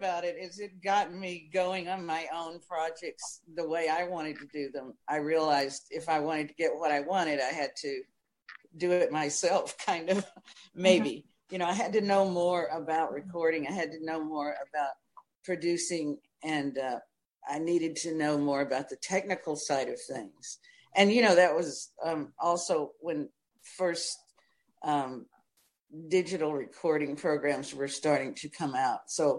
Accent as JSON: {"language": "English", "town": "Nashville", "region": "Tennessee", "country": "United States", "tie": "born or raised there", "said": "And so I too went to Nashville. Plus, it was great for me because I was going back to my hometown. Practically."}